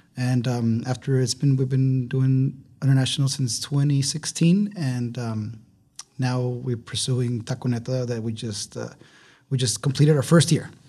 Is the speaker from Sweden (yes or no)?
no; Ciudad Juárez, Chihuahua, Mexico; moved away as an adult; also born or lived in Austin, Texas / New York; now in El Paso, United States; I grew up in Juarez. I was raised in Juarez up until I was eighteen